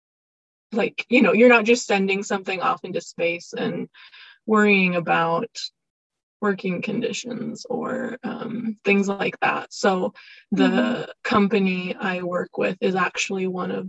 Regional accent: California, United States; now in Salt Lake City, United States; I'm from California, but it's not easy to find fashion industry things out here

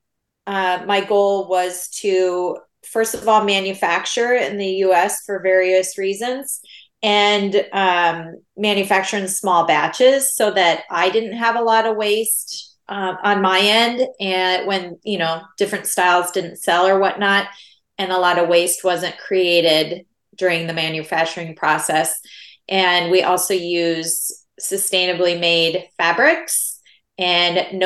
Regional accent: Iowa, United States; I grew up in Iowa, which is where I live now

